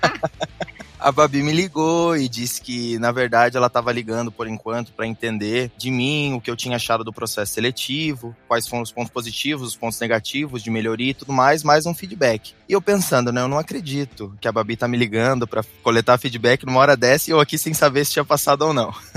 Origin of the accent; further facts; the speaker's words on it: Paraná, Brazil; moved away as an adult; now in Petrolina, Brazil; eu sou do Paraná, mas hoje estou morando aqui em Petrolina, no Pernambuco